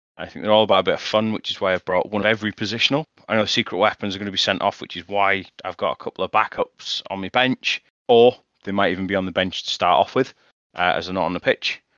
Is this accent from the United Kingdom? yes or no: yes; Leeds, Yorkshire and the Humber, United Kingdom; accent: broad Yorkshire; I'm from Yorkshire